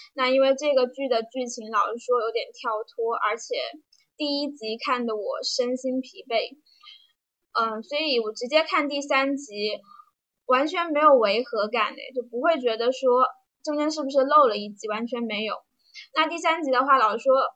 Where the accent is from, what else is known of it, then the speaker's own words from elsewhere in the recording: Jiujiang, Jiangxi, China; 待的地方呢，就是我的家乡江西九江。九江没有什么，嗯，特别有名的东西吧，就是一个四线小城市，在长江边